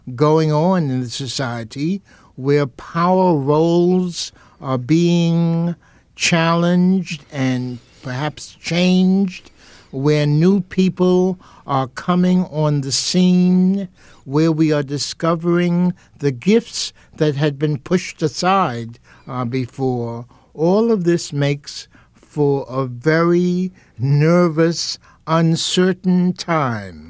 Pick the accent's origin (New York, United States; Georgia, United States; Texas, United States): New York, United States; New York City; born or raised there